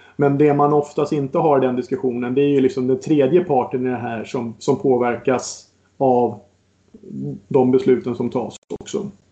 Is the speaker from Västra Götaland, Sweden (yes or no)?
no; Botkyrka, Stockholm County, Sweden; så är jag uppväxt ute i norra Botkyrka